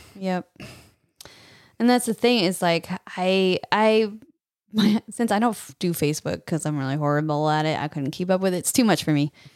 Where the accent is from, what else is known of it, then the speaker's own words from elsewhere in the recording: California, United States; now in Texas, United States; I'm from California, moved here to Texas